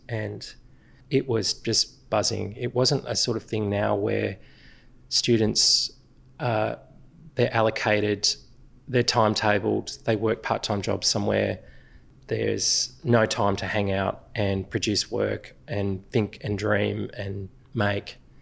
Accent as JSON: {"language": "English", "town": "Sydney", "region": "New South Wales", "country": "Australia", "tie": "born or raised there", "said": "where we grew up in Pennant Hills"}